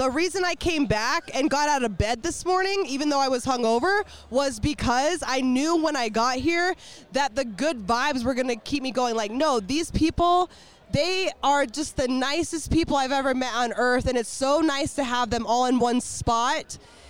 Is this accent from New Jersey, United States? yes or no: yes; New Jersey, United States; now in Denver, United States; Okay, I'm originally from New Jersey.